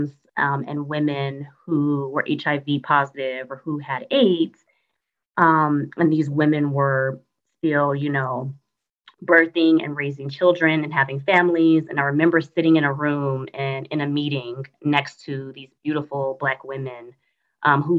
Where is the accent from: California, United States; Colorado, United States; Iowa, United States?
California, United States; Los Angeles; moved away as an adult; also born or lived in Atlanta metro area, Georgia; now in Atlanta, United States; I was born and raised in Los Angeles, California